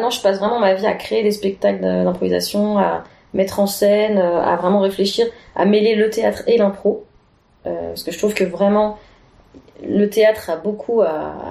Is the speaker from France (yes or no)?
yes; Annecy, Auvergne-Rhône-Alpes, France; now in Belgium; parce que je suis d'Annecy, je suis, au Savoyard à la base, donc j'ai, j'ai pas encore bien euh, acquis toutes leurs expressions.